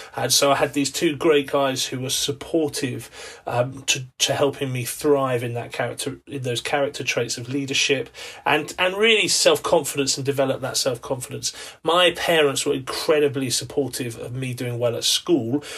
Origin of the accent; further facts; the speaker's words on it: England, United Kingdom; as an Englishman